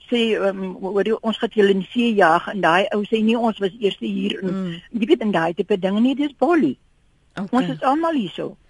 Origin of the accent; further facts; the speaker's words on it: South Africa; ek is 70 jaar oud en ek is die gelukkigste mens om in Suid-Afrika gebore te wees